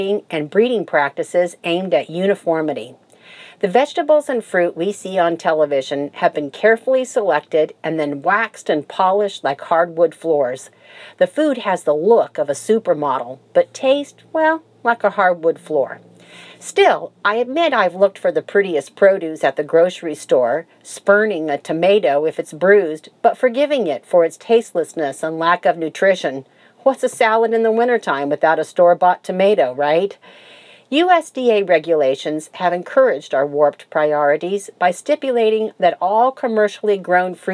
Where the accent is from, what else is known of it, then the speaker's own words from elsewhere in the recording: Florida, United States; I grew up in Florida and helped my dad grow tomatoes in our garden